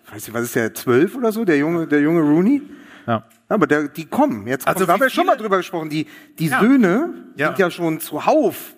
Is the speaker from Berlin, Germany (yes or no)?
yes; Berlin, Germany; als Berliner